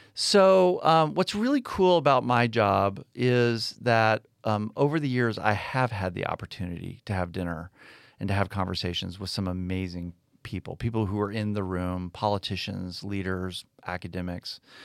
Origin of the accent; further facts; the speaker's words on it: United States; also born or lived in Texas / South Florida; now in Birmingham, United States; I grew up in Texas, grew up in South Florida